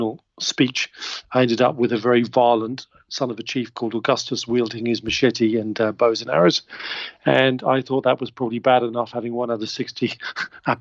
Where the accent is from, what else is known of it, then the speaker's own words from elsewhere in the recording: England, United Kingdom; I'm English. I was brought up in England